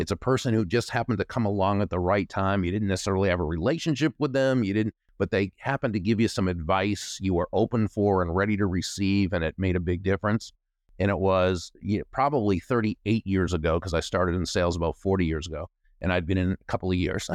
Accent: Natick, Massachusetts, United States; moved away; I grew up in what was then a small town, Natick, Massachusetts

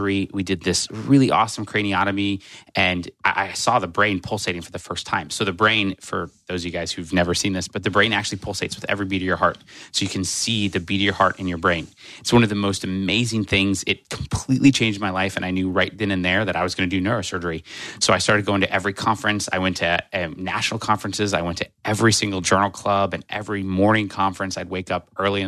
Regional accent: Nebraska, United States; moved away as an adult; also born or lived in Oklahoma / South Carolina; I'm from Nebraska. I still call Nebraska home. I was actually born in Oklahoma, but raised for most of my life in Nebraska

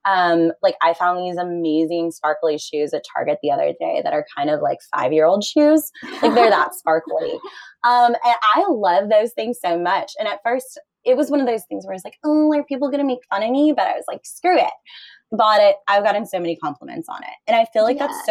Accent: Florida, United States; I grew up in Florida

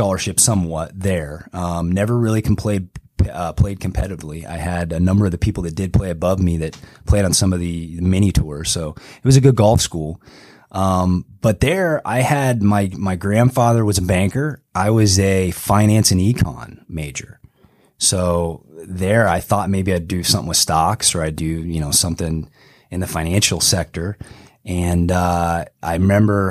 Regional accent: Canton, Illinois, United States; moved away; I grew up in the Illinois, Canton

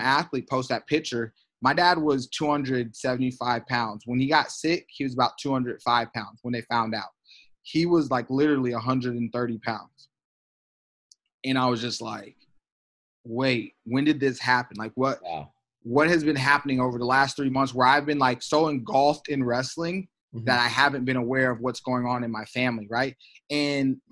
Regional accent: Iowa, United States; we're in Iowa, my home state. We're at the place where I won, you know, like my state titles

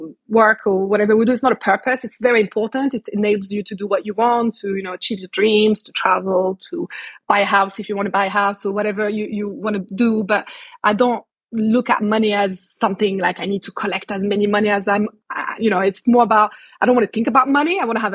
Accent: Canada; also born or lived in Morocco; I was born in Morocco before they decided to then move to Canada for a few years where I spent my childhood.

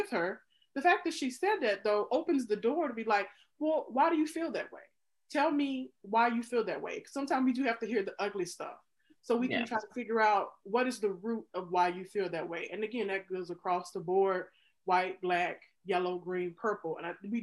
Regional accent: Mississippi, United States; moved away as an adult; now in Chicago, United States; I grew up in Mississippi, the state that had the most African Americans move from it during the Great Migration.

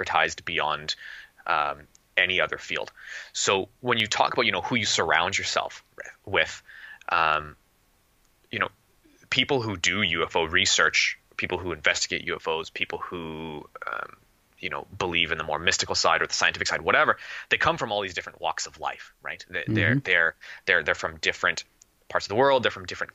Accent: Canada; I'm Canadian

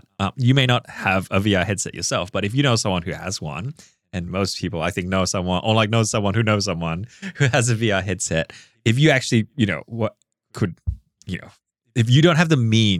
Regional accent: Singapore; moved away; I grew up in Singapore, like my first home

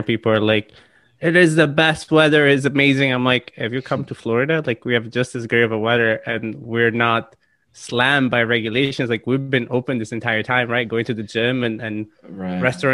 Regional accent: Italy; now in United States; born and raised in Italy

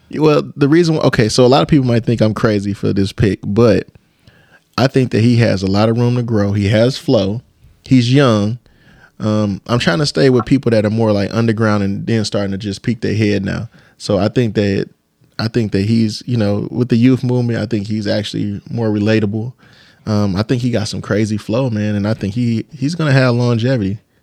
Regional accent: Detroit, Michigan, United States; I'm from the East Side

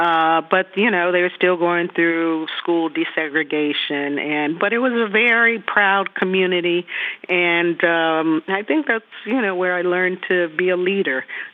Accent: Greensboro, North Carolina, United States; But I grew up in Greensboro. It was my first experience in a segregated community.

